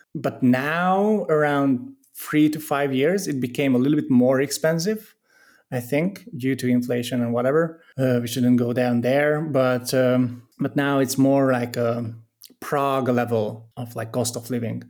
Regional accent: Hungary; moved away as an adult; also born or lived in Budapest / London; now in Italy; I'm originally from the countryside of, of Hungary, moved to Budapest to have the university there

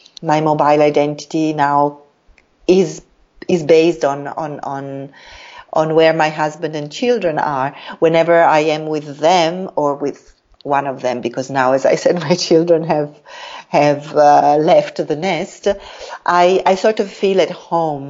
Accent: Italy; moved away as an adult; also born or lived in Africa / Latin America / Middle East; now in Jakarta, Indonesia; I was very much attached to my home country, to Italy.

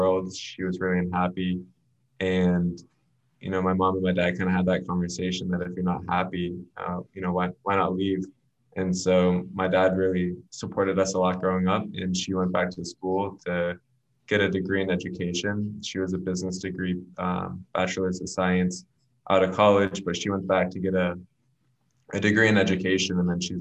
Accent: Cape Elizabeth, Maine, United States; moved away as an adult; also born or lived in Portland, Maine; now in New London, United States; not too far from my hometown, born and raised in Portland, Maine. Really Cape Elizabeth, but born in Mercy Hospital in Portland.

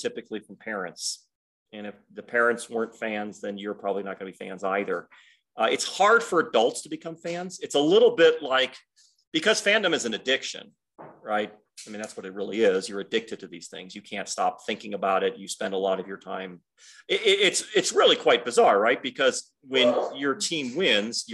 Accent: Detroit, Michigan, United States; now in Southern Utah, United States; I grew up in Detroit.

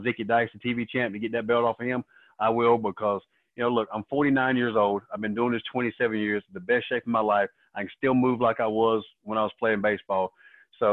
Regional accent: Raleigh, North Carolina, United States; I grew up on the east side of Raleigh.

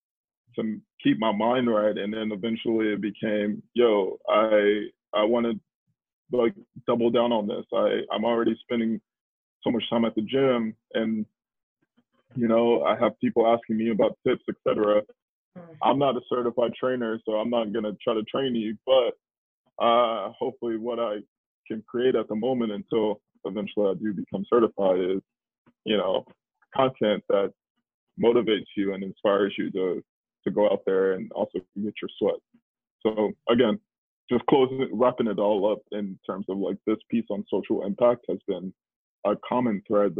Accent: Dallas, Texas, United States; moved away as an adult; also born or lived in Washington, D.C.; I grew up in Texas, Dallas, but I became a grown up in DC

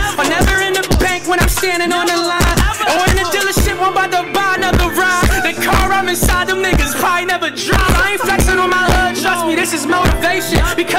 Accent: Marion, United States; man. Man, I'm from there, my mother from there, her mother from there, her mother from there. Hey, I'm from Marion

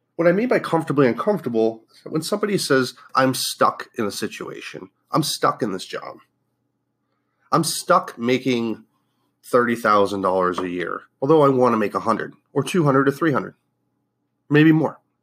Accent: Northeast, United States; moved away; also born or lived in Fort Lauderdale, Florida; I grew up in the Northeast

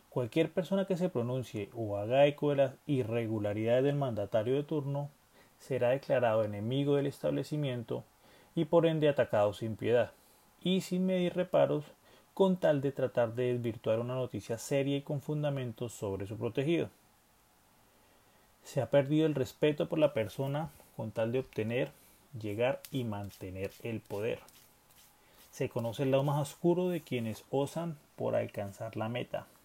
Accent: Colombia; Además, como buenos colombianos, tenemos esa malicia indígena a la hora de saber cuándo nos están metiendo a la boca, los dedos a la boca.

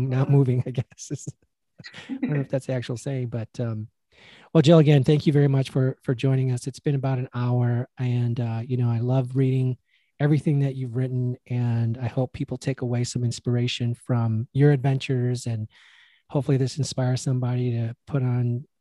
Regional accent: Chicago, Illinois, United States; moved away; I'm a cold weather Mexican. I grew up in Chicago

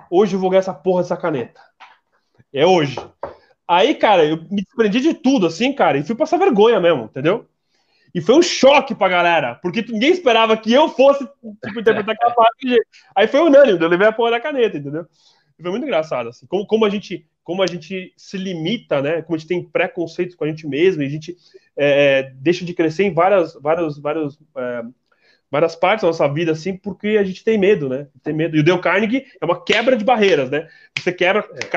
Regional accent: Santa Catarina, Brazil; porra. Eu sou catarinense.

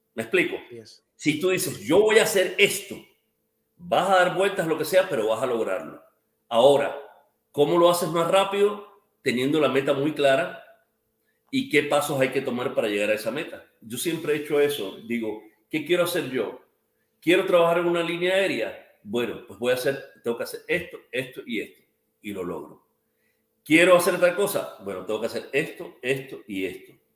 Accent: Cuba; now in United States; como cubano

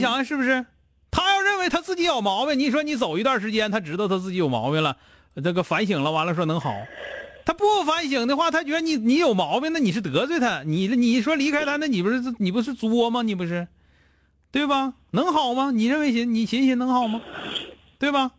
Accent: Northeast China, China; 用我们东北话来说

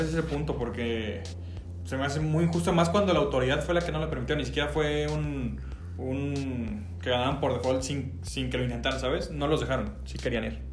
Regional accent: Mexico; also born or lived in Guadalajara, Jalisco; nosotros que somos mexicanos

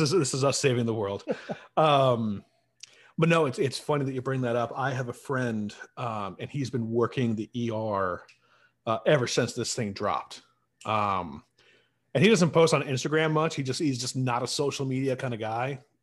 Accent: Central New York, United States; I'm from Central New York

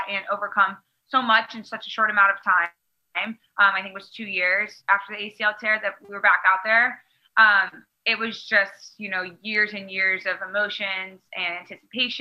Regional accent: Maryland, United States; my home state of Maryland

